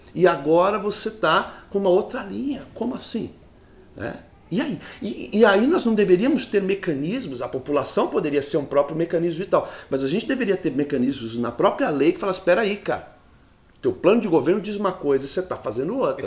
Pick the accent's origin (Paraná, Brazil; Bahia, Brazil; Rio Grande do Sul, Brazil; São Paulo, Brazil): São Paulo, Brazil; Sarapuí; Eu sou da cidade de Sarapuí